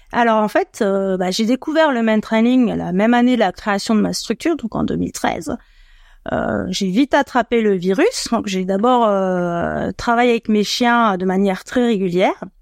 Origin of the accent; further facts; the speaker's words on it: Annecy, Auvergne-Rhône-Alpes, France; moved away as an adult; now in Paris region, France; J'ai 44 ans, je suis originaire d'Annecy, mais je vais en région parisienne depuis une dizaine d'années.